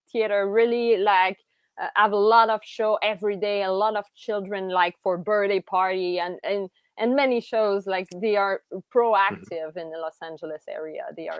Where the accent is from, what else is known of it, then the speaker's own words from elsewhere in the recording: Montreal, Quebec, Canada; I was from Montreal